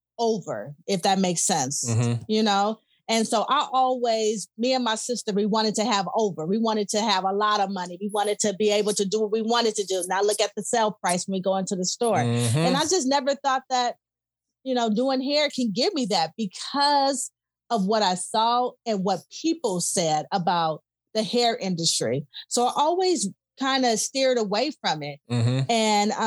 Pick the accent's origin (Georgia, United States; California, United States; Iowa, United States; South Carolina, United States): California, United States; Los Angeles; I'm from South Central LA.